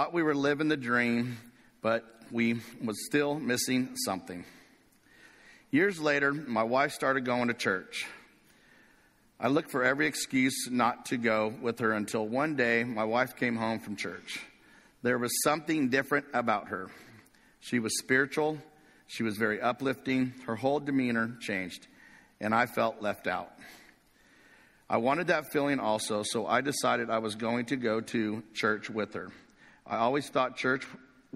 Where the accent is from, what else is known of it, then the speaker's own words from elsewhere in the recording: Corona, California, United States; I grew up in a small town in Corona, California